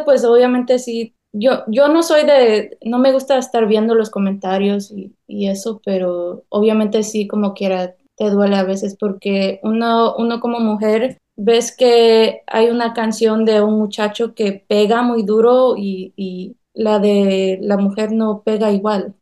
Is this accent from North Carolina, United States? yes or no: yes; North Carolina, United States; also born or lived in South Korea; Yo nací en Carolina del Norte, ah, toda mi vida aquí la he pasado. Mis padres son veracruzanos